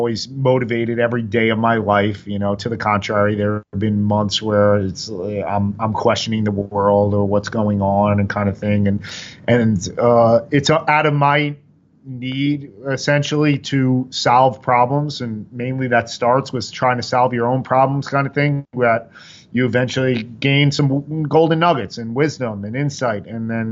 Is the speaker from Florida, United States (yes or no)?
no; Oyster Bay, New York, United States; I grew up on Long Island, a small city, Oyster Bay, 100 kids in the high school per grade